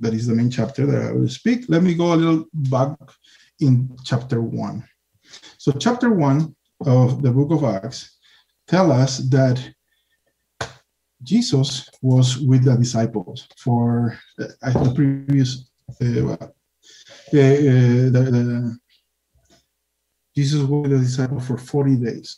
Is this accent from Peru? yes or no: yes; Peru; I come from Peru. In Peru, we have the amen, hallelujah, after a prayer